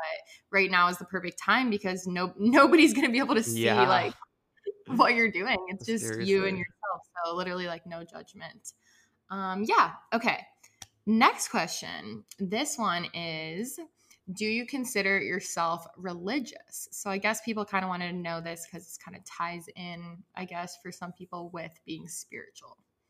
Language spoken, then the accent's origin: English; the South, United States; raised Catholic. I was raised religious by both of my parents. And also like I was raised in the South.